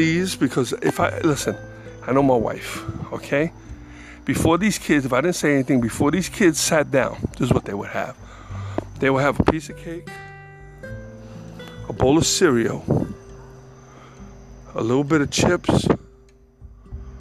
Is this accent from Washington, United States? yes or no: no; New York City, New York, United States; moved away; I'm from the Bronx